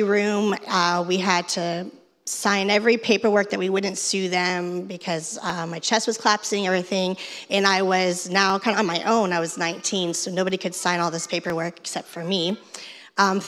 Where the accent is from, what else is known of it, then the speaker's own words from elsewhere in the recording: Fort Lauderdale, Florida, United States; I'm from Fort Lauderdale, and I'm a fourth grade reading teacher